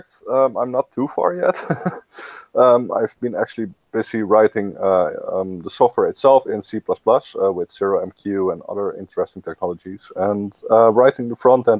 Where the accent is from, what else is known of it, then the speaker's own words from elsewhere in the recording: Netherlands; I'm from Netherlands, 24 years old